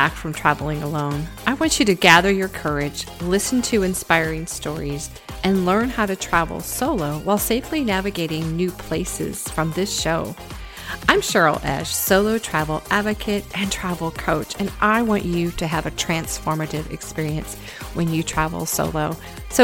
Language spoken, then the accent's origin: English; United States; as an American